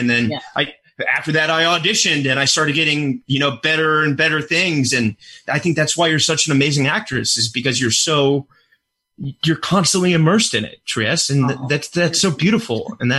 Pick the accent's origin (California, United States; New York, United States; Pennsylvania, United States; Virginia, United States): Virginia, United States; Richmond; moved away; I'm from Richmond, Virginia.